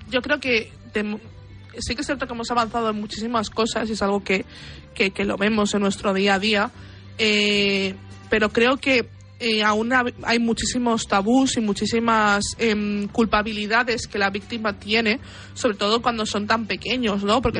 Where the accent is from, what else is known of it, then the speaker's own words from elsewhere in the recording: Buenos Aires, Argentina; en Cabá, que es donde, de donde yo soy, está hay un edificio que se llama La Casa Gran